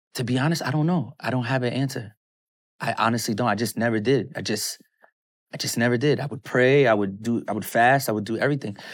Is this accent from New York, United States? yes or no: yes; New York City, New York, United States; moved away; also born or lived in Atlanta; Brooklyn. I grew up in Brooklyn, New York